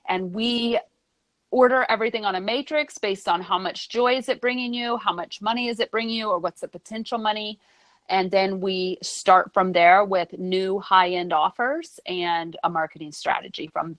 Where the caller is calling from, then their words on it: Brooklyn, New York, United States; Today, I'm in Brooklyn, New York.